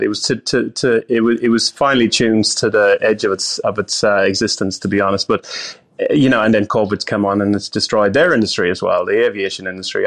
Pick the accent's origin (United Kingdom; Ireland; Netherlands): Ireland; moved away; I'm from overseas, I'm from Ireland